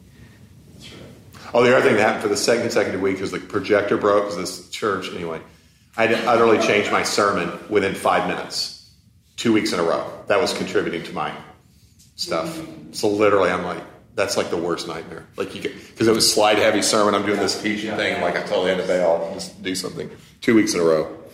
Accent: United States; being an American

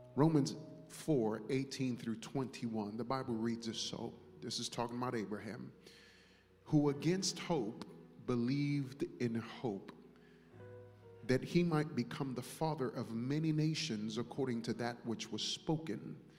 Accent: New York, United States; growing up in New York

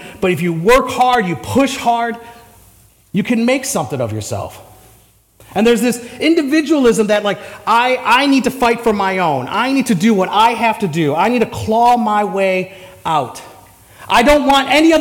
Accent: United States; as an American

